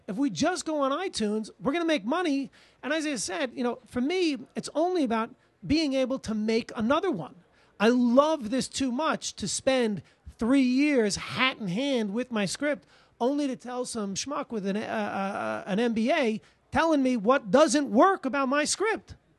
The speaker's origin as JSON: {"language": "English", "area": "Long Island", "region": "New York", "country": "United States", "lives_now": "New York City, United States", "said": "I'm a New Yorker from ninety, uh, you know, from Long Island, but I'm, I lived here since nineteen ninety"}